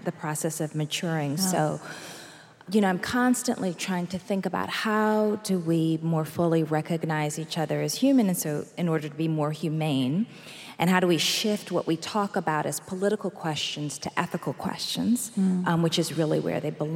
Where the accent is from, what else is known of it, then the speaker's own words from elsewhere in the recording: Massachusetts, United States; also born or lived in Alabama; I grew up in Massachusetts, and I spent summers in both Alabama and Chicago